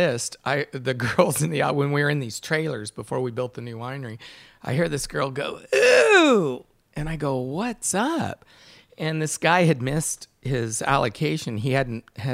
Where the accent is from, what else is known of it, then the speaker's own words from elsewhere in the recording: Sonoma County, California, United States; as a winemaker growing up in Sonoma County